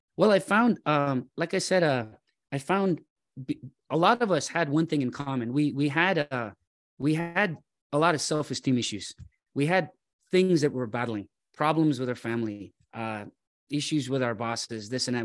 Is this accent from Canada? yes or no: yes; Toronto, Ontario, Canada; I grew up in Scarborough, uh, Nielsen and Shepherd area.